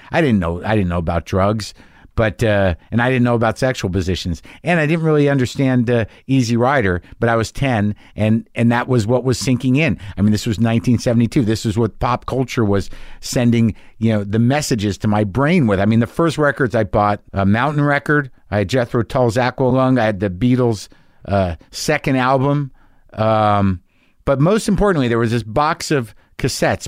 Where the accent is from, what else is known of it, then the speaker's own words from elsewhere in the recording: New Mexico, United States; I grew up in New Mexico